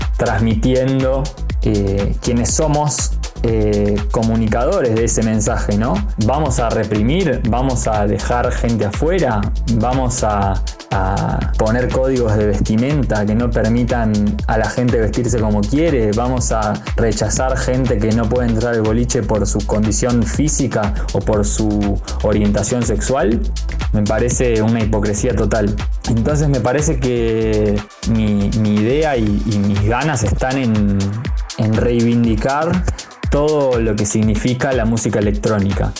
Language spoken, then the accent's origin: Spanish; Buenos Aires, Argentina; nací en Palermo y hace ya más de 15 años vivo en colegiales, es decir, que pasé toda mi vida eh, viviendo acá en, en Cava